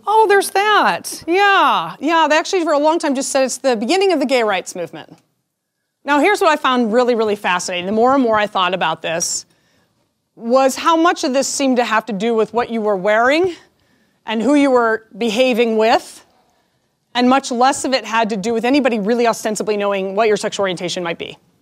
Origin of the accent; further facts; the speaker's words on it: Denver, Colorado, United States; I am born and raised in Denver